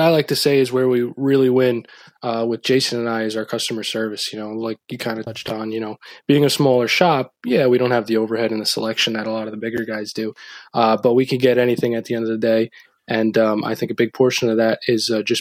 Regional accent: Rockland, New York, United States; we had a local store down by where I grew up in Rockland

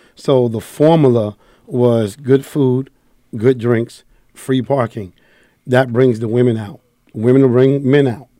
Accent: New York City, New York, United States; I'm from the Bronx, New York.

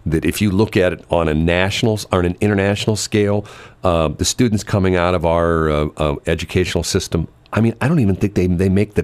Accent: North County, Missouri, United States; I grew up in North County

